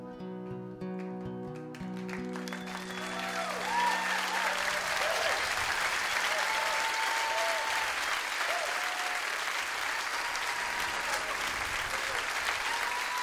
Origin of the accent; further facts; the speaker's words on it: Appleton, Wisconsin, United States; I'm from Wisconsin